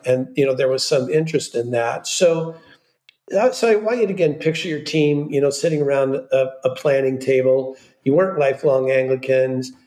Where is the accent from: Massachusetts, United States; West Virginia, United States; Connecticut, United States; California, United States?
California, United States; Southern; I come from Southern California and lived very near um, South Coast Plaza my whole life